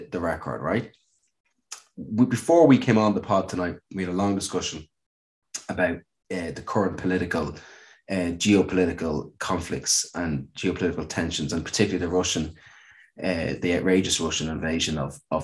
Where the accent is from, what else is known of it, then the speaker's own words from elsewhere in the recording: Ireland; as Irish people